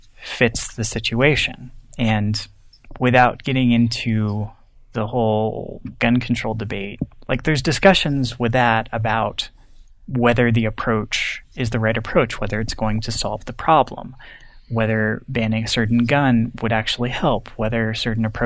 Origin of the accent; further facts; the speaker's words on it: United States; as an American